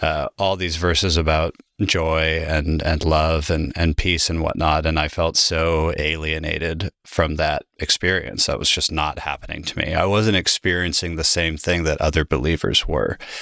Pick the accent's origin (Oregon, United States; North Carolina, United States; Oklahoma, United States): Oregon, United States; Salem; also born or lived in Germany; now in Portland, United States; I came back to my hometown where I was living before I left, in Salem